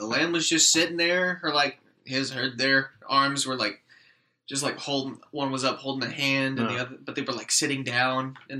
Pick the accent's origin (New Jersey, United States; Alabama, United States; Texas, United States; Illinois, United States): Texas, United States